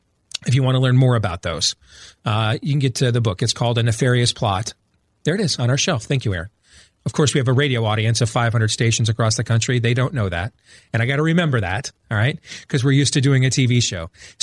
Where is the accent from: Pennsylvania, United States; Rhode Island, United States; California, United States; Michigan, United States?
Michigan, United States; Grand Rapids; now in Des Moines, United States; I grew up in Grand Rapids, Michigan, but I was born here in Des Moines, Iowa. And that's where I raise my family now.